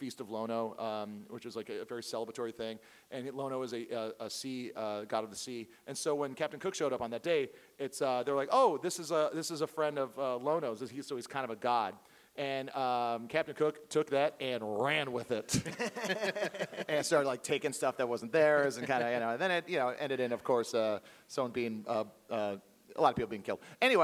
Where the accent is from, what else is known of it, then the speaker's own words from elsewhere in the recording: Hawaii, United States; I was born and raised in Hawaii